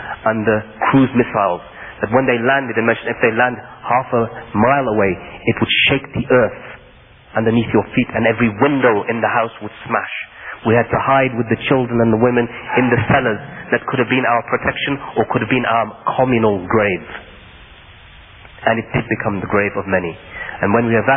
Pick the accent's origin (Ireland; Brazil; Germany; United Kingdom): United Kingdom; I am a British citizen born and raised in the United Kingdom.